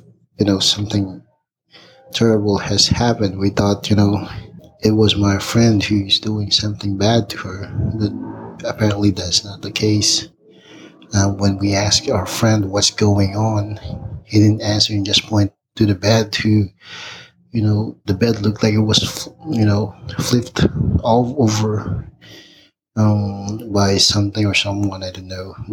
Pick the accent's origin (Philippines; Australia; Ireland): Philippines; moved away as an adult; now in Big Bear, United States; I'm originally from the Philippines, but now living in Big Bear, California